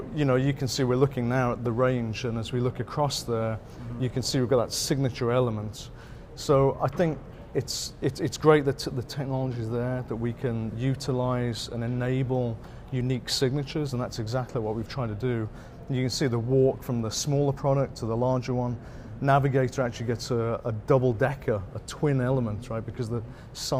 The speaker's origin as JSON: {"language": "English", "country": "United Kingdom", "moved": "yes", "lives_now": "United States", "said": "coming from originally a Brit"}